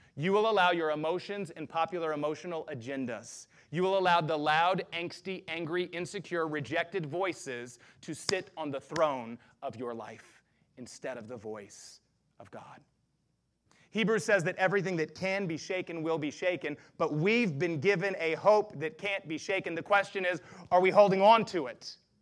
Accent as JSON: {"language": "English", "region": "the South", "country": "United States", "tie": "born or raised there", "said": "I grew up in the South all of my life"}